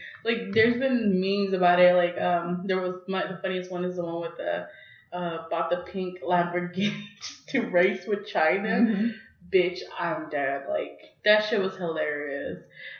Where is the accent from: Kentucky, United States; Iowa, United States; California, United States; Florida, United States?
California, United States; now in Texas, United States